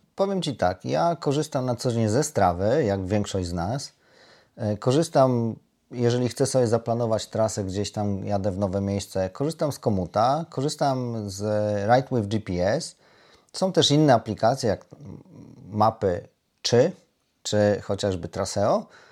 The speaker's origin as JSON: {"language": "Polish", "region": "Lublin Voivodeship", "country": "Poland", "moved": "yes", "said": "pochodzimy obydwaj z Lubelszczyzny"}